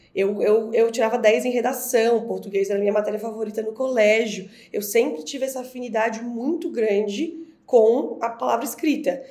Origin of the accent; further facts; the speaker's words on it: Florianópolis, Santa Catarina, Brazil; moved away as an adult; now in São Paulo, Brazil; eu sou florianopolitana, eu moro em São Paulo há sete anos, mas eu sou nascida e criada em Florianópolis